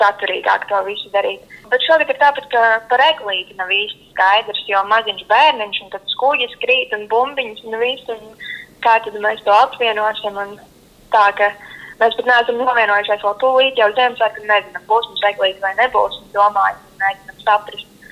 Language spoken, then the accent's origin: Latvian; Kurzeme, Latvia; Es pats esmu no Kurzemes